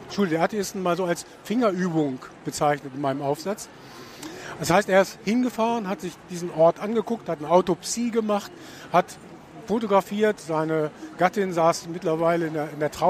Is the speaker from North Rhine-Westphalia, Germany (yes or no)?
no; Hanover, Lower Saxony, Germany; Äh, es gibt mittlerweile wieder, ich komme ja aus Hannover, ziemlich viele Seminare, die sich mit Schmidt beschäftigen.